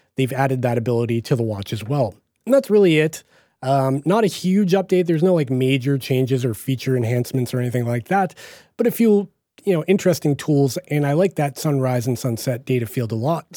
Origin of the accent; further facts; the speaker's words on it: Boston, Massachusetts, United States; accent: Boston; my Boston accent